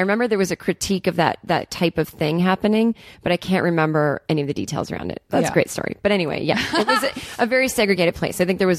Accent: Needham, Massachusetts, United States; I'm from Needham, Massachusetts, which is a kind of a wealthy suburb. New money outside of Boston, Massachusetts. We were not the wealthy people in town.

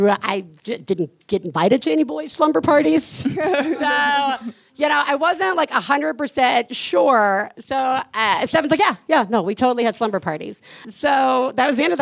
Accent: Deep South, United States; I grew up in the Deep South, and Ouija boards were the devil's tool

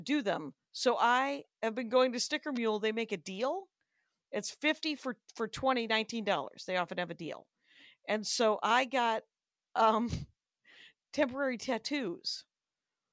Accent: Wisconsin, United States; I'm from Wisconsin, so I've had a lot of sauerkraut in my life

